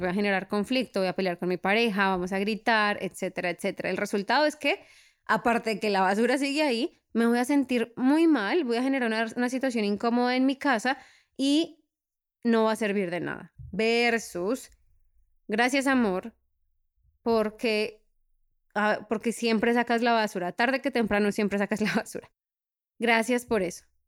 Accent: Colombia; now in Europe; Soy de Colombia

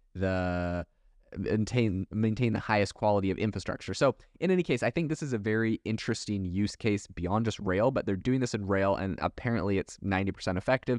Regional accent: Canada; also born or lived in Europe; now in United States; I was raised in Canada.

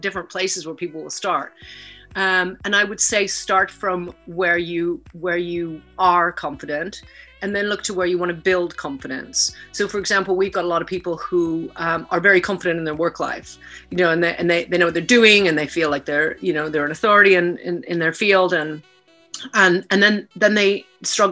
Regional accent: Vancouver, British Columbia, Canada; moved away as an adult; also born or lived in Lethbridge, Alberta; now in United Kingdom; I was born in Lethbridge, Alberta, and grew up in Vancouver. And I live in the UK now

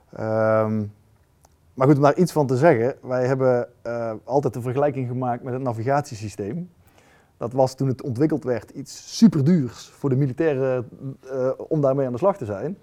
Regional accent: North Brabant, Netherlands; ik kom uit Brabant en dan resulteert dat bij ons in een rood-wit geblokt doekje

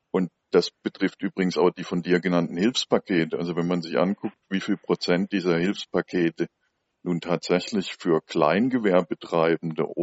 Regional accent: Essen, North Rhine-Westphalia, Germany; Ich habe jetzt eine Zahl aus meiner Heimatstadt Essen gelesen.

